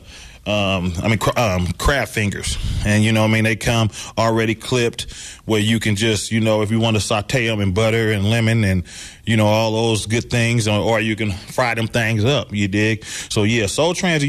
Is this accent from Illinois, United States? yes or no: no; Vallejo, California, United States; my city, Vallejo, California